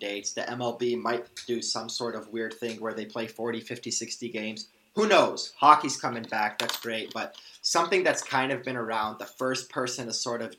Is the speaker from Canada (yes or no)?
yes; Canada; I'm Arab Canadian. My parents are from Iraq. I'm first generation born